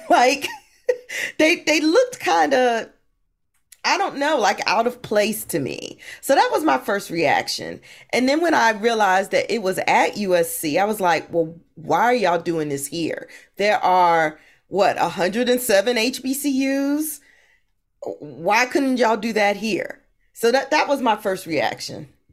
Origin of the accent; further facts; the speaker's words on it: Hampton, Virginia, United States; I grew up in Hampton, Virginia.